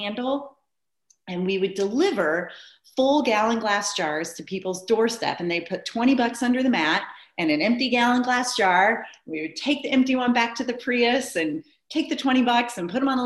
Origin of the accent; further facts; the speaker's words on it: Iowa, United States; now in Bend, United States; I'm from Iowa